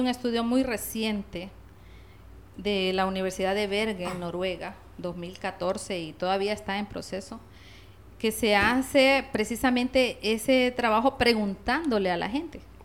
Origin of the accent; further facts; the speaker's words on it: La Paz, Honduras; Soy de La Paz.